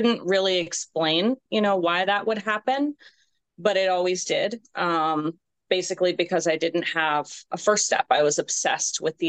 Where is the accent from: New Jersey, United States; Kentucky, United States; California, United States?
California, United States; moved away as an adult; now in Virginia, United States; I'm originally from California, and I moved up here to Virginia in 2014 for my job